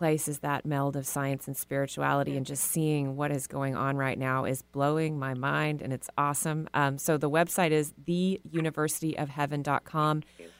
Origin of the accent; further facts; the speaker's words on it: Texas, United States; growing up in Texas